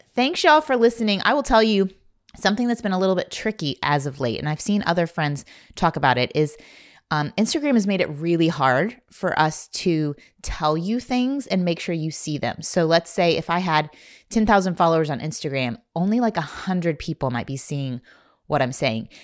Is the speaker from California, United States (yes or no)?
no; Indiana, United States; I grew up in Indiana.